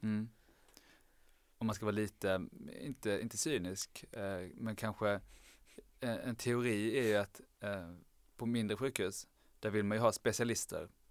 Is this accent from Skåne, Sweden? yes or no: yes; Lund, Skåne, Sweden; jag är från från Lund